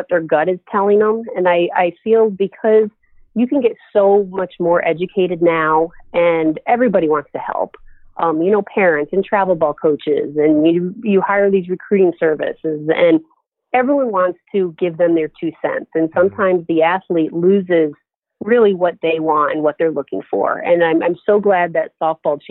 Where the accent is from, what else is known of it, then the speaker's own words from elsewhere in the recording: Lake George, New York, United States; moved away as an adult; also born or lived in Erie, Pennsylvania; Growing up in Lake George, New York, again, it's a resort town.